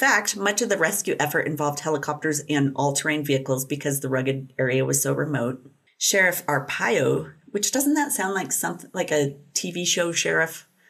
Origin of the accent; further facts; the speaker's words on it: Buffalo, United States; moved away; in Buffalo, in my hometown.